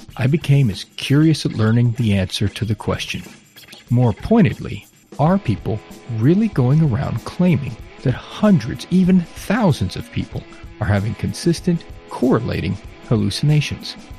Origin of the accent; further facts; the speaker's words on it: Texas, United States; being Texan